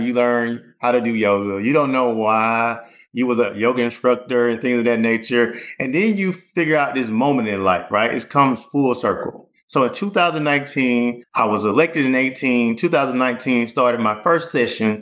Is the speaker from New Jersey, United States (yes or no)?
no; Opelika, Alabama, United States; also born or lived in North Carolina; I was born and raised in Opelika.